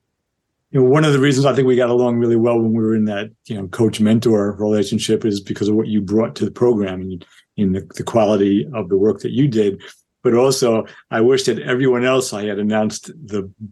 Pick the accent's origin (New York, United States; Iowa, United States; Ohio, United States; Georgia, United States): New York, United States; Yonkers; I grew up in Yonkers, New York